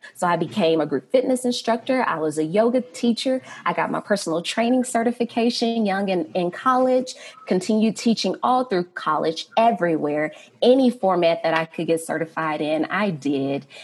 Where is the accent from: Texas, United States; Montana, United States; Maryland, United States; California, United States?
Texas, United States; Fort Worth; now in Denver, United States; I am from Fort Worth, Texas